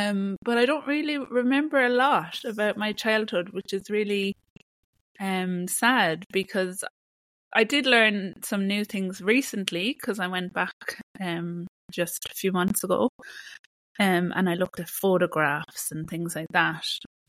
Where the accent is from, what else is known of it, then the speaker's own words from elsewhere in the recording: Ireland; moved away; Living in Ireland was beautiful. It's a really gorgeous country.